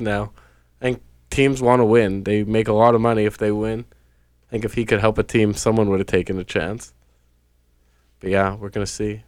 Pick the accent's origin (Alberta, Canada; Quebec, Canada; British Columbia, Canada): Quebec, Canada; Montreal; now in Toronto, Canada; I'm from Montreal, Quebec